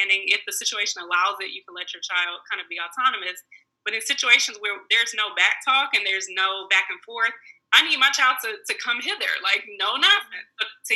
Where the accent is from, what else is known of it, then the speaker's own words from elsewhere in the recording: Detroit, Michigan, United States; also born or lived in Virginia; a person growing up in Detroit with a Black family